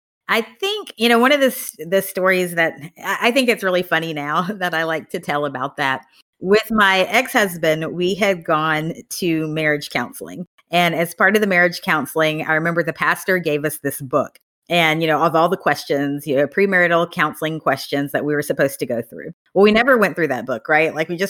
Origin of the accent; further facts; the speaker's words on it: Tennessee, United States; moved away as an adult; now in Austin, United States; I grew up in Tennessee.